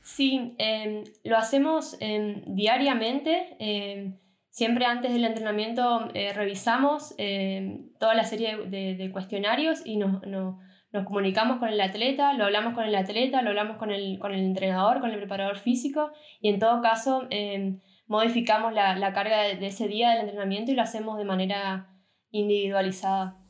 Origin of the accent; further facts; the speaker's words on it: Argentina; now in Germany; como profesional de Argentina